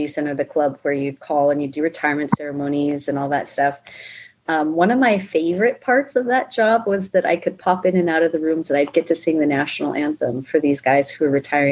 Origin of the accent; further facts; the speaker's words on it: Big Timber, Montana, United States; moved away as an adult; also born or lived in Alaska; a little dot called Big Timber, Montana, and I have five biological brothers and one stepbrother. And so I grew up in Montana